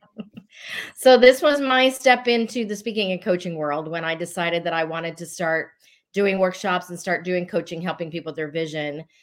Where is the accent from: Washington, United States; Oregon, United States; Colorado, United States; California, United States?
Colorado, United States; I'm originally from Colorado. Uh, I was not born there, but raised there